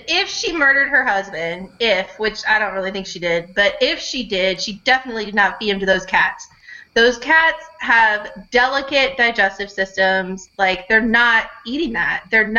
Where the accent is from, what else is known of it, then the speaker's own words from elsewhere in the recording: Florida, United States; I grew up in Florida.